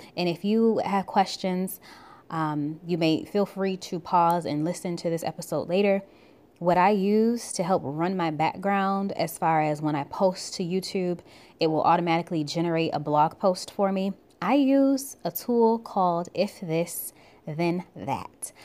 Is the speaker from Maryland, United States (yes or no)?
no; Buffalo, New York, United States; now in Georgia, United States; I'm originally from Buffalo, New York